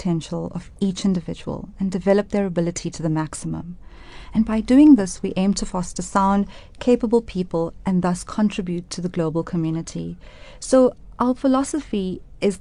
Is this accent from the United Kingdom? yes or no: no; Durban, KwaZulu-Natal, South Africa; moved away as an adult; now in Johannesburg, South Africa; I was born in Durban and raised in Durban, and I moved to Johannesburg in 2004